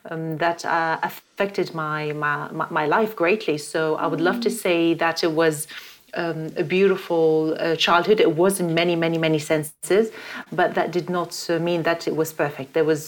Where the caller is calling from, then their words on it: London, United Kingdom; I'm in London right now.